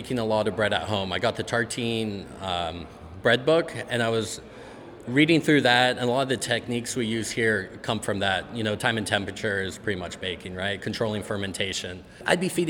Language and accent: English; San Francisco Bay Area, California, United States; I'm from San Francisco Bay Area